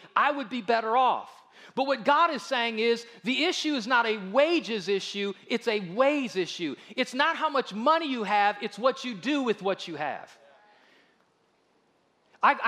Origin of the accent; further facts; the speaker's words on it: United States; we are very guilty as American Christians